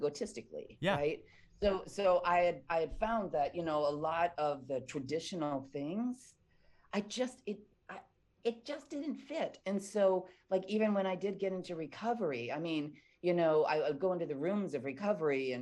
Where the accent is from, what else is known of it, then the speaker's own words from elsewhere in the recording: Midwest, United States; I was born and raised in the Midwest